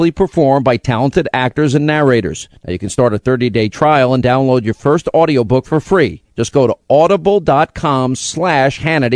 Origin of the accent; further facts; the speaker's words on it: New York, United States; I grew up in New York